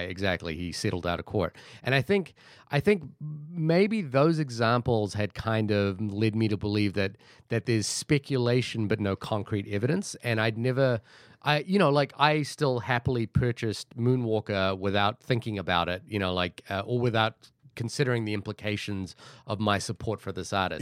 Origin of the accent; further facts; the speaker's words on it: Fiji; moved away; I grew up in Fiji